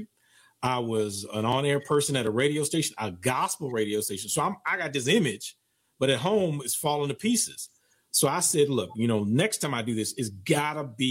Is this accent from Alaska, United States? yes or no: no; Oakland, California, United States; moved away as an adult; also born or lived in East Coast; I moved to the East Coast from Oakland in 83 to go to college